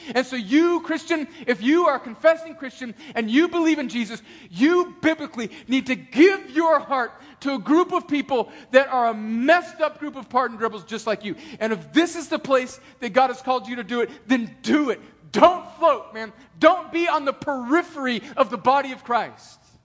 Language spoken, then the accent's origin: English; El Centro, California, United States; now in Atlanta, United States; when I go home to El Centro